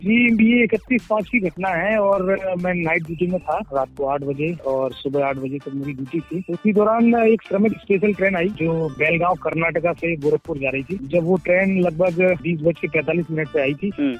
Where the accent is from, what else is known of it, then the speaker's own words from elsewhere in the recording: Gwalior, Madhya Pradesh, India; moved away as an adult; also born or lived in Solapur; now in Bhopal, India; basically Gwalior का रहने वाला हूँ